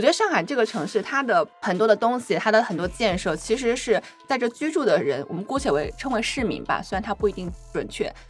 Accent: Wuhan, Hubei, China; also born or lived in Chongqing; now in Shanghai, China; 因为我是出生在西部嘛，我出生嗯。在重庆，然后长在武汉，中西部

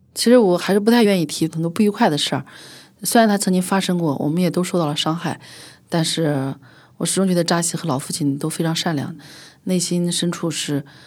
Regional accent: Xinjiang, China; moved away; 我很小的时候，出生在新疆市战精神兵团

